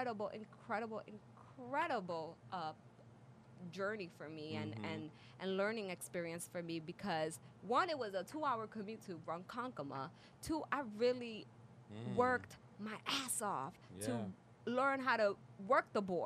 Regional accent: Dominican Republic; moved away; I grew up in the Dominican Republic

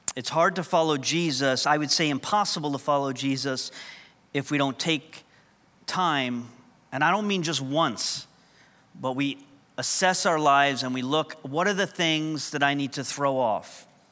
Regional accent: New York, United States; first language English; moved away; coming from New York, English is kind of our second language

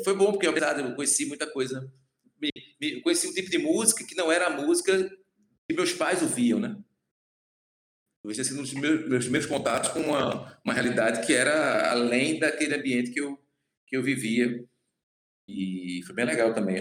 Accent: Recife / Olinda, Pernambuco, Brazil; also born or lived in Goiana, Pernambuco; sou de Goiânia, Mata Norte, ali já divisa com a Paraíba. E nasci lá, aí na infância ainda vim morar em Recife, ali com sete anos

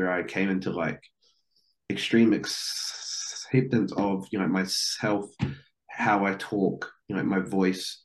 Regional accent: New Zealand; I'm from New Zealand

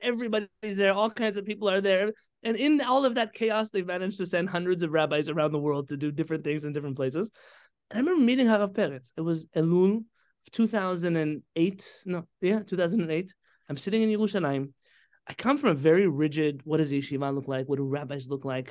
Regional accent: San Diego, California, United States; also born or lived in Baltimore / Israel; I grew up here in San Diego

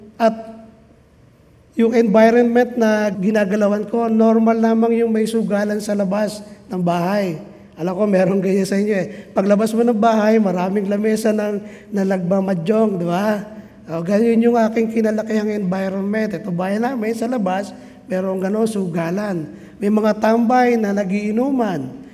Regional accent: Biñan, Calabarzon, Philippines; darating doon sa amin sa Binyan

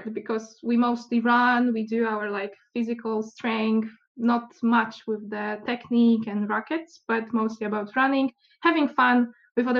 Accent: Poland; also born or lived in Łódź, Poland / Turku, Finland; I'm from Poland. I live in Łódź

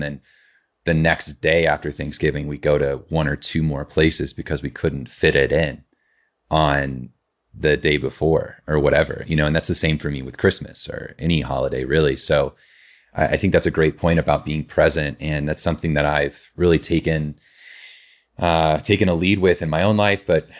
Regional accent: Indiana, United States; And so growing up in Southern Indiana, you know, Indiana's a very long and slender state.

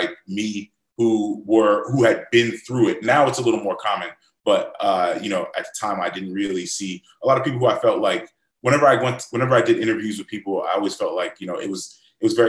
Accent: Tampa, Florida, United States; I grew up in Florida

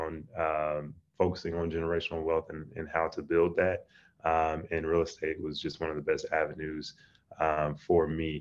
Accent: Atlanta, Georgia, United States; I grew up in Atlanta

